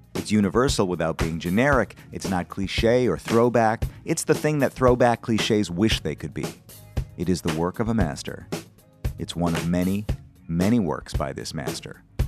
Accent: Madison, Wisconsin, United States; now in Brooklyn, New York, United States; I'm from Wisconsin. I grew up in Wisconsin.

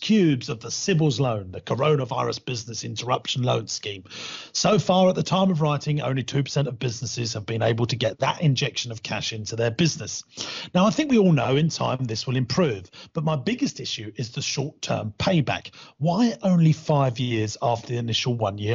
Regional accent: United Kingdom; I'm British

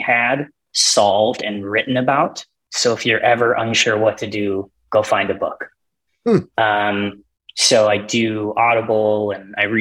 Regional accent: just north of the Twin Cities, Minnesota, United States; now in Duluth, United States; I grew up just north of the Twin Cities

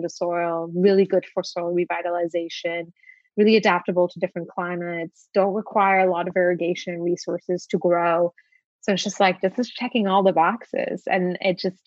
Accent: Luxembourg; moved away as an adult; now in United States; I grew up in Luxembourg.

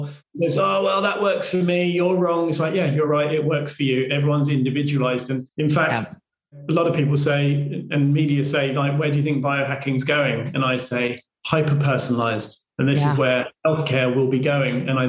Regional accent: United Kingdom; because I'm British

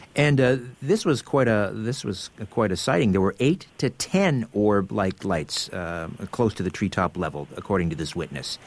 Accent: Brantford, Ontario, Canada; I'm from Brantford, Ontario, originally

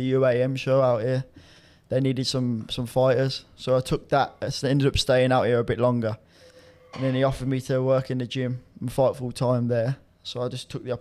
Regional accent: Birmingham, West Midlands, United Kingdom; moved away as an adult; I'm from Birmingham originally. Obviously moved out here 1.5 years ago

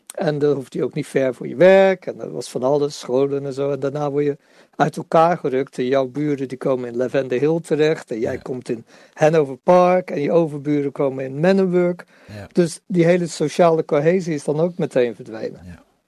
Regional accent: Netherlands; als Nederlanders

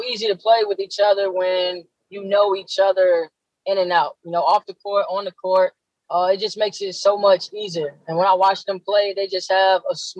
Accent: Virginia, United States; I'm from Virginia

